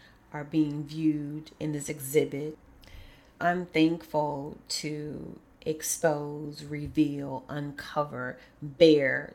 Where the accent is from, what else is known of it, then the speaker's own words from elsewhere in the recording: Kankakee, Illinois, United States; moved away; Kankakee is my hometown in so many ways